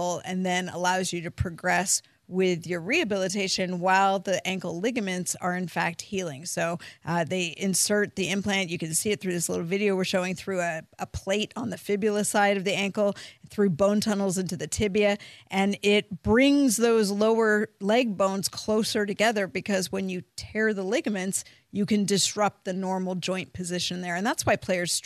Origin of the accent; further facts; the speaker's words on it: California, United States; moved away; I'm from California